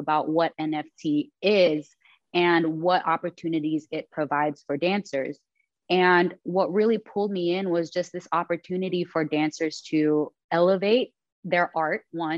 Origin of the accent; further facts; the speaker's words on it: Philippines; I'm Filipino